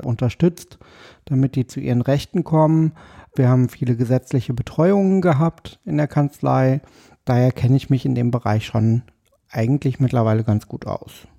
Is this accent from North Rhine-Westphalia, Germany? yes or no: yes; Paderborn, North Rhine-Westphalia, Germany; moved away as an adult; also born or lived in Dortmund; now in Berlin, Germany; ich bin äh, geboren in Paderborn